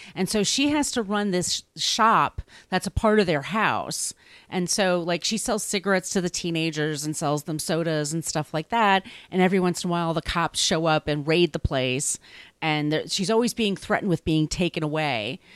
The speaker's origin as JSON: {"language": "English", "area": "Long Island", "region": "New York", "country": "United States", "tie": "born or raised there", "also_born_or_lived": "Park Slope, Brooklyn", "lives_now": "Brooklyn, United States", "said": "I grew up in Long Island, and everybody I knew was either Jewish or Catholic"}